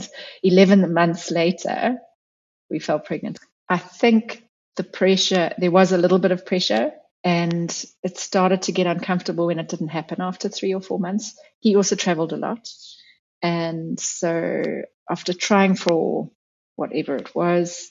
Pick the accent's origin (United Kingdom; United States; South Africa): South Africa; moved away as an adult; also born or lived in New Zealand; I am South African, but I lived overseas for quite a long time